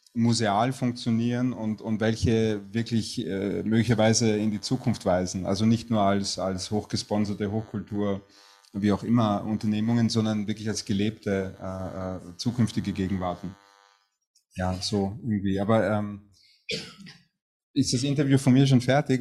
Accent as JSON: {"language": "German", "region": "Vienna", "country": "Austria", "said": "als Wiener"}